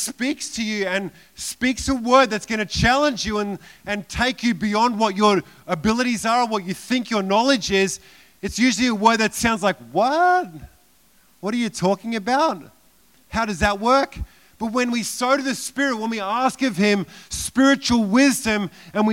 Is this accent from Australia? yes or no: yes; Queensland, Australia; I'm from Australia